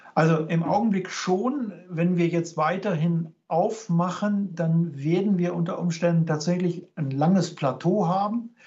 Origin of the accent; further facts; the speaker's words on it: Cologne, North Rhine-Westphalia, Germany; now in Regensburg, Germany; als Kölner